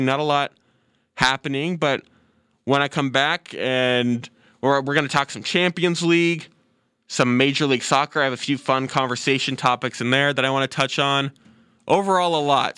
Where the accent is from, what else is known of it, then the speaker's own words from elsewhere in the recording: United States; as an American soccer fan